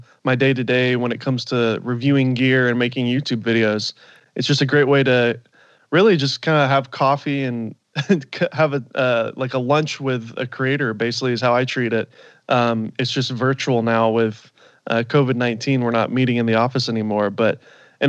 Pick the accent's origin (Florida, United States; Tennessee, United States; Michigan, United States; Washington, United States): Tennessee, United States; Nashville; moved away as an adult; also born or lived in Los Angeles, California; now in Orange County, United States; I'm from Nashville originally, and grew up out there